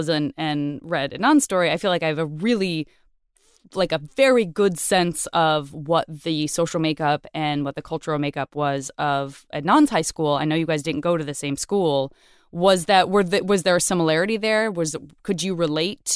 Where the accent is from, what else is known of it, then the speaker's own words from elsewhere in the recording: Tucson, Arizona, United States; I'm from Tucson, Arizona